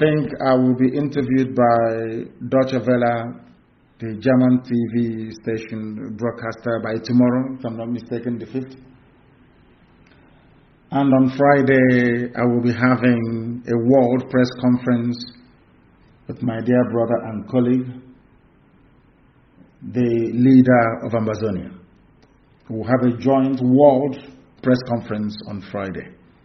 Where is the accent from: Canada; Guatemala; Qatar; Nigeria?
Nigeria; Because as a Nigerian, you are the embodiment of stupidity, I can guarantee you that.